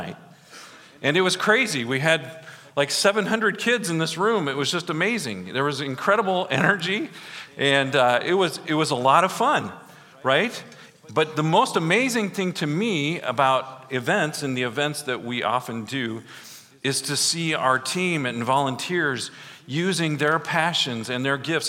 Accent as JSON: {"language": "English", "town": "Grundy Center", "region": "Iowa", "country": "United States", "said": "I'm from Grundy Center"}